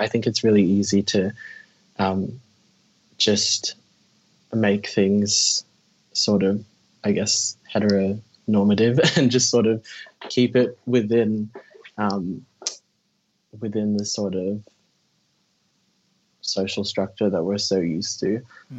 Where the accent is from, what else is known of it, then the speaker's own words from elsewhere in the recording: Philippines; even as like I'm Filipino.